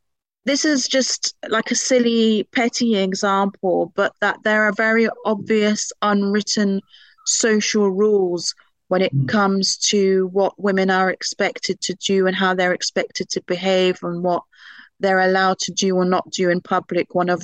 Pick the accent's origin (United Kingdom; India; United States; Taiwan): United Kingdom; seen on my card that I'm British and seen my father's name.